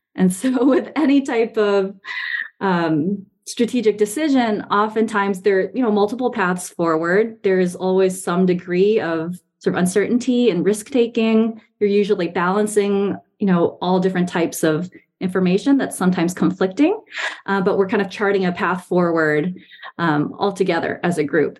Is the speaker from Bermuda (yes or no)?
no; Taiwan; moved away as an adult; also born or lived in New York, United States / northeastern United States / Boston, Massachusetts / Bay Area, California; now in Charlottesville, United States; I was born in New York, and my family kind of lived and a couple places around the northeast of the US uh, before we moved to Taiwan when I was seven, which is where my parents are originally from. It's where they still live now. Um, and I was there until the end of high school